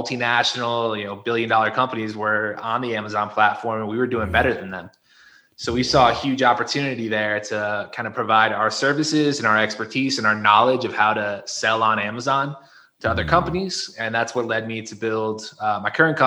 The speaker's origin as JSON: {"language": "English", "region": "Connecticut", "country": "United States", "tie": "born or raised there", "moved": "as an adult", "lives_now": "Mexico", "said": "I am originally from Connecticut, grew up in the Northeast. However, now I live in Mexico"}